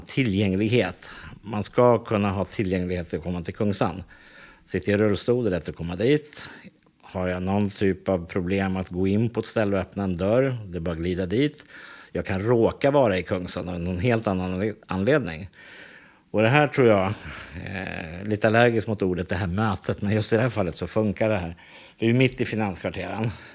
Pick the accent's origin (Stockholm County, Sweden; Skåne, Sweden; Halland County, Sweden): Stockholm County, Sweden; Täby; jag växte upp i Täby